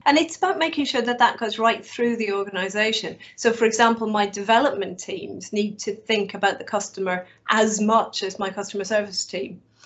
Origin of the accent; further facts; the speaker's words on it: Ireland; now in United Kingdom; it's been harder being Irish